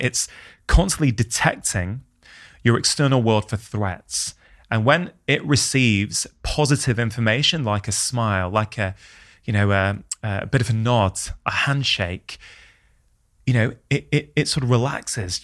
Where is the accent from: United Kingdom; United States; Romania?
United Kingdom; as an Indian immigrant's child in the U K